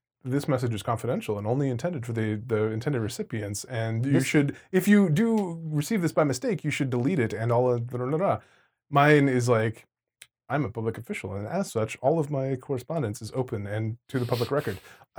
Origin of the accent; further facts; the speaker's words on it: New York, United States; You know, we're growing up in New York on the streets.